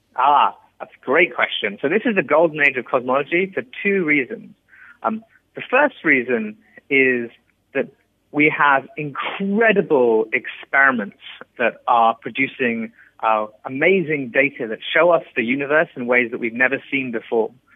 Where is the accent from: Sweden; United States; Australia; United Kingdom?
United Kingdom; England; I was born in England and I grew up there